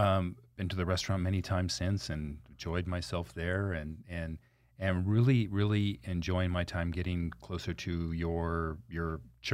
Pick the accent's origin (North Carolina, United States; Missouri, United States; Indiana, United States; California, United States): California, United States; Anaheim; I grew up in Anaheim public school system.